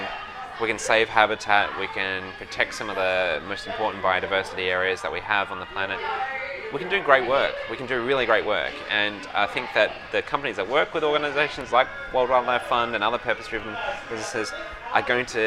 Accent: Bunbury, Western Australia, Australia; I grew up in Bunbury, which is a couple of hours south of Perth in Western Australia.

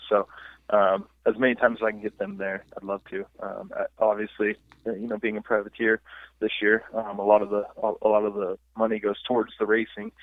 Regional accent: United States; I'm an American. I'm an American through and through

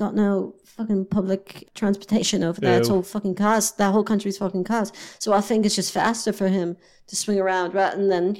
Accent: West Midlands, United Kingdom; born there; So I was born in East Worcestershire, wasn't it?

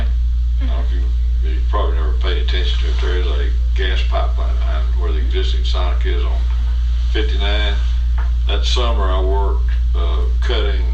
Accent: Marshall, Texas, United States; also born or lived in Huntsville, Texas; I was about 2 years old when we moved to Marshall.

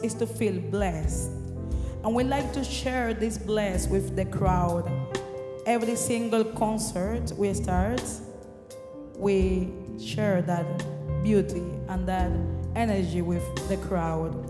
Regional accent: Havana, Cuba; born or raised there

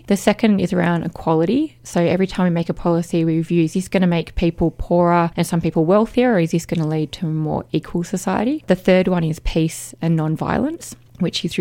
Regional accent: Canberra, Australian Capital Territory, Australia; I was from Canberra

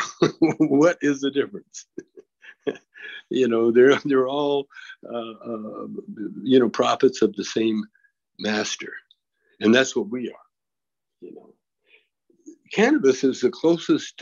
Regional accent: Canada; I'm a Canadian with a U.S. passport

